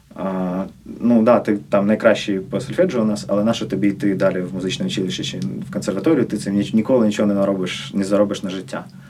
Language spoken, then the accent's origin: Ukrainian; Kyiv, Ukraine; Я е, народився на Печерську. Мої батьки не з Києва, як я в першому поколінні ріс я перші 18 років на Печерську